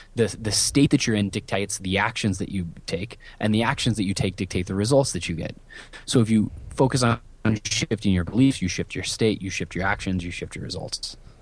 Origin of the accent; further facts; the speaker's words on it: Southeast Iowa, United States; I grew up in a town of six hundred people in the middle of nowhere in Iowa.